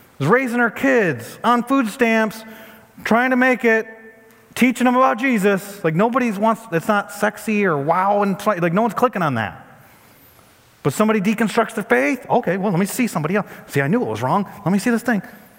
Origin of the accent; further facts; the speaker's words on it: United States; as an American pastor